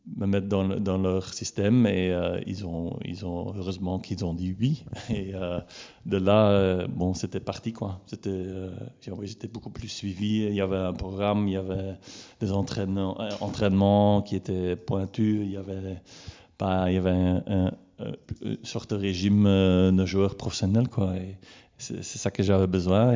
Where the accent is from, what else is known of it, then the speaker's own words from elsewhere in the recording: Leopoldsburg, Flanders, Belgium; j'ai grandi à Bourg-Léopold.